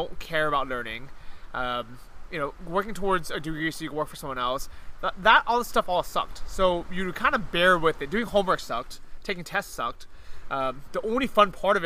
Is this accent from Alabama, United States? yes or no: no; San Francisco, California, United States; moved away as an adult; also born or lived in Los Angeles / San Diego; now in Chiang Mai, Thailand; growing up in San Francisco